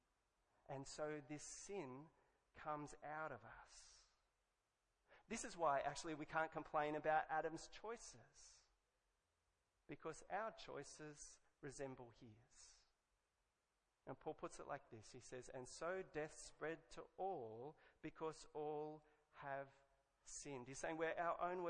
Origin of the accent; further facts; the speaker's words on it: Australia; I could have been English, but I'm Australian.